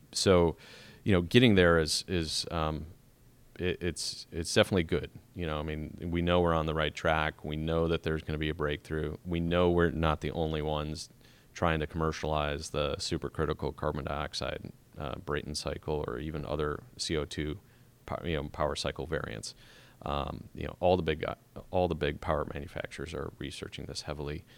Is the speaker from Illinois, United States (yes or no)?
yes; Chicago, Illinois, United States; moved away; I'm originally from Chicago